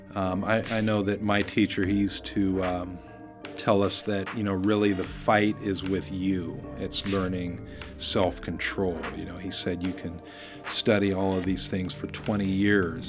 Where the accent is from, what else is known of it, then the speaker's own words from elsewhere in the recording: Oregon, United States; also born or lived in Bay Area, California; We, we moved up from the Bay Area and uh, having uh, biracial parents at that time was not uh, a very popular thing in Oregon.